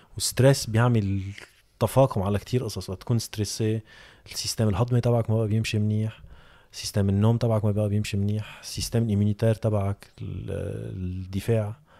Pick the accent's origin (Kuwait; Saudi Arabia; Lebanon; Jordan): Lebanon; عندنا بلبنان